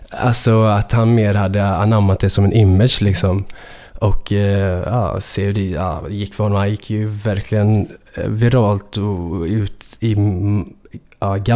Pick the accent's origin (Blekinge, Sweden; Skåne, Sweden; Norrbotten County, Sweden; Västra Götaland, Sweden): Västra Götaland, Sweden; Gothenburg; jag då som är så från Göteborg, jag vet inte, jag låter som att jag är från Stockholm när jag rappar på det där sättet liksom.